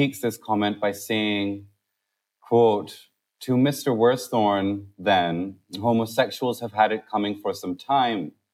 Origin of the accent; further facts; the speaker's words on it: Pakistan; now in United Kingdom; For me, it was, growing up in Pakistan